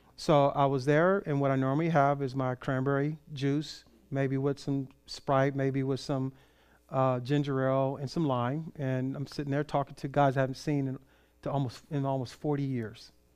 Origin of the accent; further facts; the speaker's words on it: Compton, California, United States; started from Compton, California